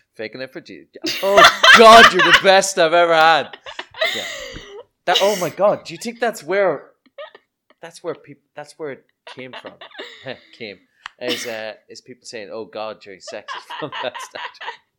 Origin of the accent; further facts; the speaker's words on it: Ireland; growing up in Ireland in the, in the seventies, sorry, the seventies, I was born in nineteen eighty-one, but in the eighties and nineties